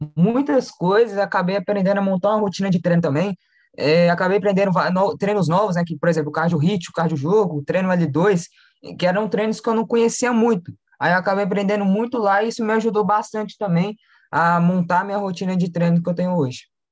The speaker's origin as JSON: {"language": "Portuguese", "town": "Belo Horizonte", "region": "Minas Gerais", "country": "Brazil", "said": "eu sou de BH, aqui de Minas Gerais"}